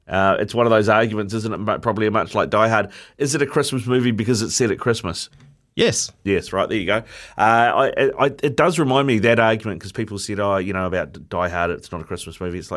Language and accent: English; England, United Kingdom; Uh, as an Englishman, uh, Charlie, that's got to bring a smile to your face